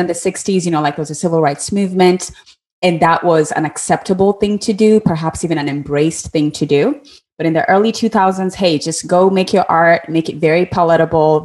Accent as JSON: {"language": "English", "country": "Kenya", "tie": "born or raised there", "moved": "yes", "said": "when I was growing up in Kenya, a lot of the music that I grew up listening to was highly influenced by American music"}